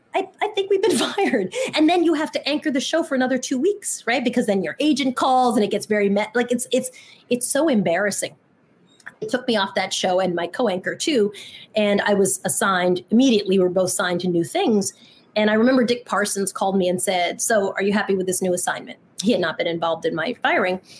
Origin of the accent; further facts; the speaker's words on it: Long Island, New York, United States; I grew up in Long Island